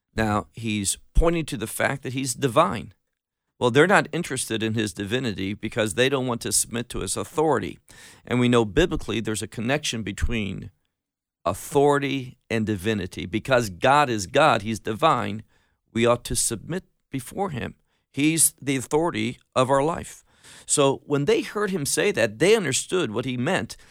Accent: Chicago, Illinois, United States; moved away as an adult; also born or lived in Atlanta, Georgia / Miami, Florida; now in Israel; I grew up in America, was born in, uh, the Atlanta area, grew up in Chicago, got married, moved to Miami

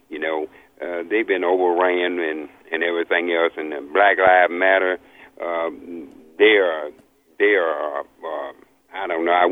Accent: Louisiana, United States; also born or lived in New Orleans; I was born, I was born in Louisiana, been in New Orleans, all up and down that Gulf State, you know, the swamp

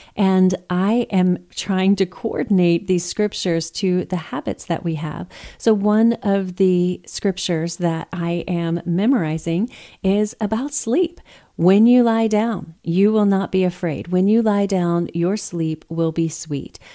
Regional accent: Texas, United States; I'm from Texas

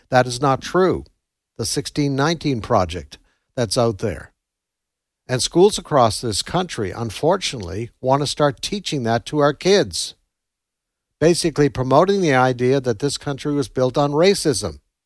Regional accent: Canada; moved away as an adult; now in United States; I come from Canada, moved here many years ago

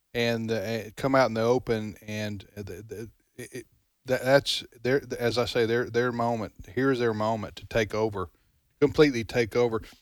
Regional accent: United States; as an American

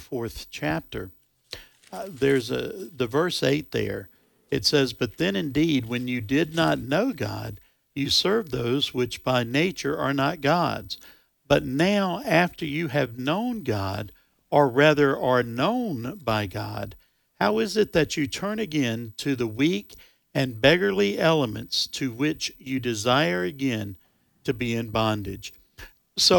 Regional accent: United States; as an American

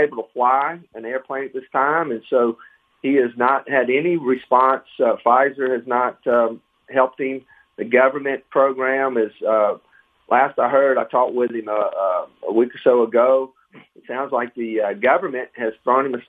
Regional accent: Ocean Springs, Mississippi, United States; also born or lived in Meridian, Mississippi / Alabama; now in Flowood, United States; I was born and raised in Mississippi, born in Meridian, Mississippi. My mother's from Yazoo City. My father from Tupelo, and I grew up on the Mississippi Gulf Coast in Ocean Springs

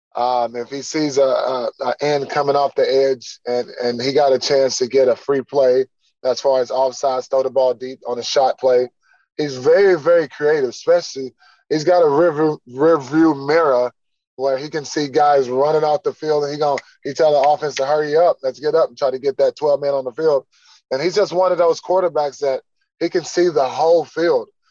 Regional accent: Texas, United States; moved away; coming back my home state um, with family here

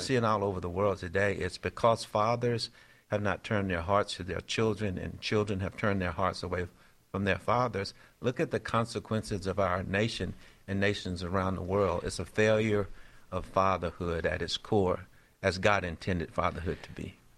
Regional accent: Shreveport, Louisiana, United States; Born and raised in Shreveport, Louisiana.

